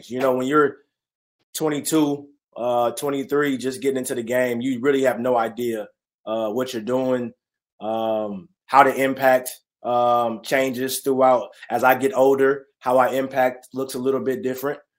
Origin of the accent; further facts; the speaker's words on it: California, United States; born there; also born or lived in Texas; Born in California, moved to Texas, then uh, was itching to get back to California.